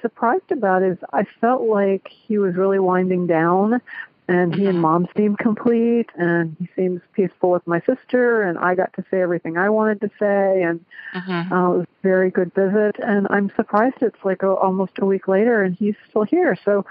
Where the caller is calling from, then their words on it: Cincinnati, Ohio, United States; I'm calling from Cincinnati, Ohio.